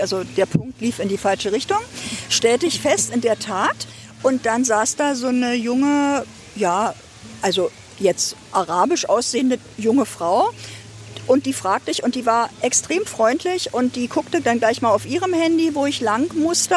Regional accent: Ludwigsfelde, Brandenburg, Germany; moved away as an adult; now in Potsdam, Germany; ich bin eine gebürtige Ostdeutsche, und ähm, aufgewachsen in Ludwigsfelde

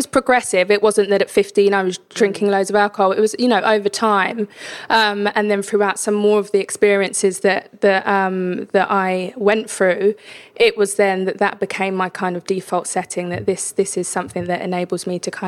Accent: London, United Kingdom; I grew up in East London, and, you know, at the time it was quite a rough area

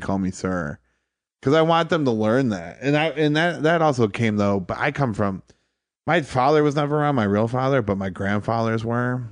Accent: Toledo, Ohio, United States; moved away as an adult; also born or lived in Detroit / Charleston, South Carolina; now in New York City, United States; I grew up in Toledo.

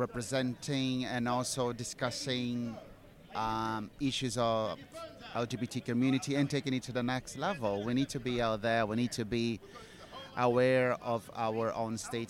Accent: Brazil; also born or lived in East London; now in London, United Kingdom; I'm originally from Brazil. I've been living here in the UK for the past 6 years. I'm based in East London

